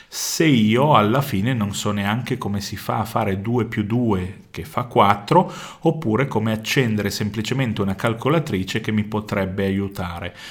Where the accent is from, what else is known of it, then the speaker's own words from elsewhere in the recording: Vercelli, Piedmont, Italy; Io vengo da Vercelli